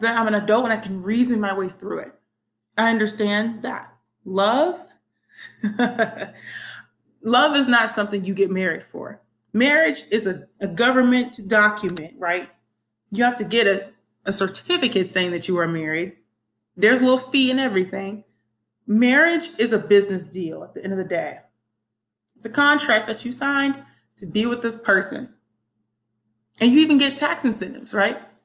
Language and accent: English; the Bible Belt, United States; growing up in the Bible Belt